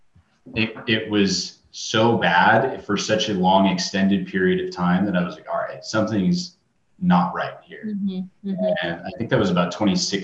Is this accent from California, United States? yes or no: yes; Southern California, United States; I grew up in Southern California, so I was always going to the beach and doing club swimming.